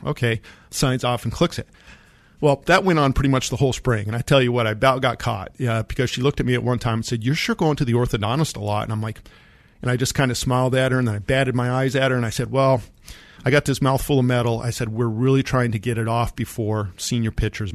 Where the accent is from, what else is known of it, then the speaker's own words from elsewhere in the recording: Monte Vista, Colorado, United States; I grew up in Monta Vista, Colorado, and my orthodontist was in Pueblo, Colorado